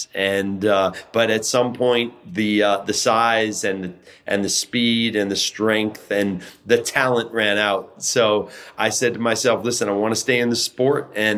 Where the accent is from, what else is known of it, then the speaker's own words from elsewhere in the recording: Los Angeles, California, United States; Well, growing up in Los Angeles, actually in East Los Angeles is where I grew up.